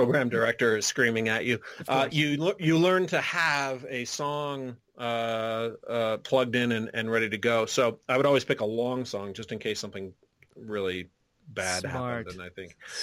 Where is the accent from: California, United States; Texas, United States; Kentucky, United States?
California, United States; Riverside; moved away; also born or lived in Washington, D.C.; growing up in Southern California, it's even being way out in Riverside, which is like 60 miles east of L.A.